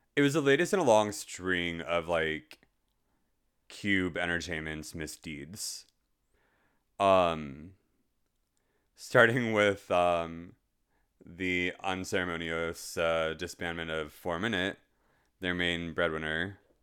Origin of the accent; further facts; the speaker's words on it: United States; as an American, given the hellhole that we live in currently